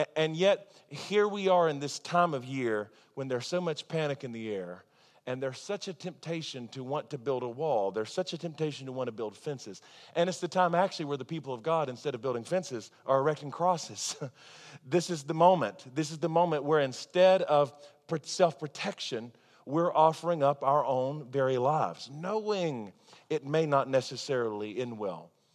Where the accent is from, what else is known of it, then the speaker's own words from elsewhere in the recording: Charlotte, North Carolina, United States; now in Tulsa, United States; back in my hometown, I used to get my hair cut at the same salon as Ric Flair